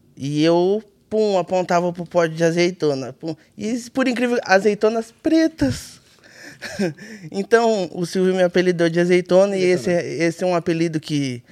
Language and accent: Portuguese; Bragança Paulista, São Paulo, Brazil; Sou nascido e criado em Bragança